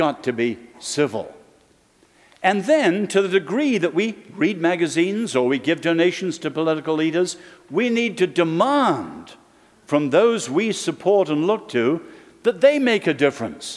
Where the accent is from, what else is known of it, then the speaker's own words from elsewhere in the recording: England, United Kingdom; now in Virginia, United States; as an Englishman